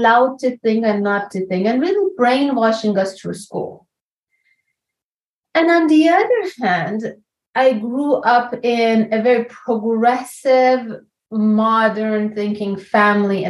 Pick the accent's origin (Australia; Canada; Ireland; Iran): Iran; moved away as an adult; I'm from Iran. I came here about 22 years ago now